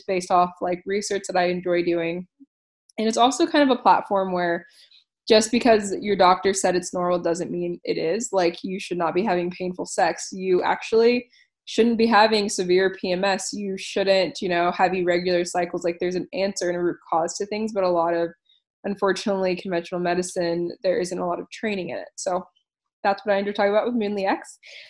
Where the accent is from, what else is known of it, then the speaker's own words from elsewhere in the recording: East Coast of the USA, United States; moved away as an adult; also born or lived in Ohio; now in Australia; I am originally from the East Coast of the USA.